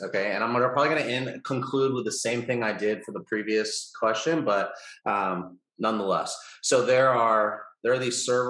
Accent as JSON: {"language": "English", "country": "United States", "said": "as an American"}